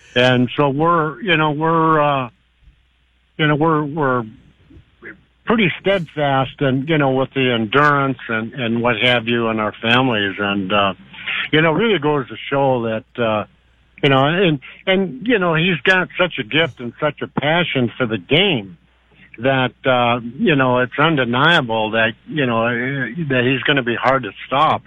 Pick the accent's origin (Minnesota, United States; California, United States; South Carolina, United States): Minnesota, United States; Warroad; also born or lived in Buffalo Point, Manitoba; we're all originally from Warroad and Buffalo Point, Manitoba, which is just across the bay from Warroad